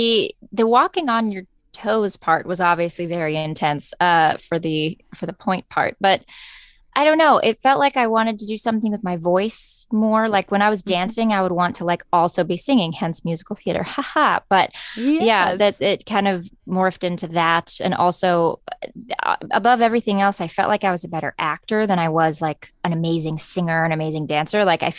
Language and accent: English; Scottsburg, Indiana, United States; I'm from Southern Indiana, a little town called Scottsburg. It's 20 minutes north of Louisville, Kentucky.